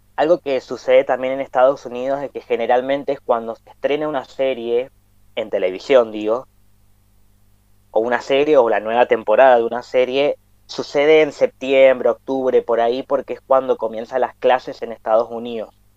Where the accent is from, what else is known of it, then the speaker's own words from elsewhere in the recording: Mendoza, Argentina; nosotros somos de Mendoza, Argentina, hablamos español